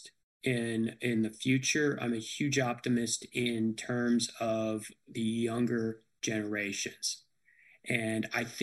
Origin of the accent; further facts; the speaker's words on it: United States; now in Nashville, United States; even though I grew up in Washington, I love the Steelers as a kid